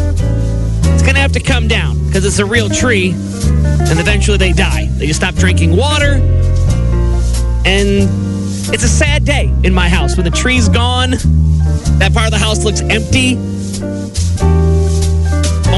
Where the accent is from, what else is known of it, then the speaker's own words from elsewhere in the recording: East Coast, United States; moved away; growing up on the East Coast, I fell in love with radio